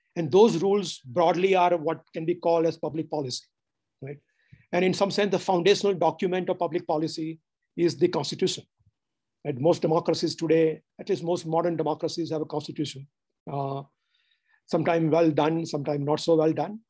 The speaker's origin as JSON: {"language": "English", "region": "Gujarat", "country": "India", "also_born_or_lived": "United States", "moved": "as an adult", "said": "I'm from Gujarat"}